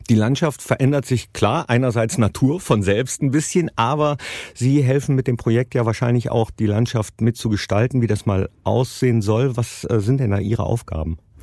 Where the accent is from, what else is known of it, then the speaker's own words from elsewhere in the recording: Mönchengladbach, North Rhine-Westphalia, Germany; in meiner Heimatstadt Mönchengladbach